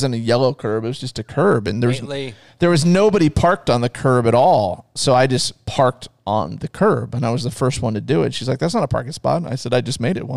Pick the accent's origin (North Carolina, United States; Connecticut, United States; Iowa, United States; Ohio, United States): Iowa, United States; Ames; now in Ankeny, United States; Where I grew up in Ames, there was a house three blocks away